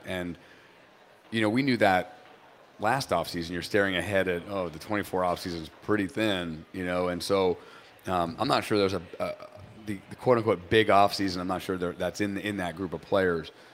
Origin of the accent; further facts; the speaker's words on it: New Hampshire, United States; moved away; also born or lived in Boston; I grew up in New Hampshire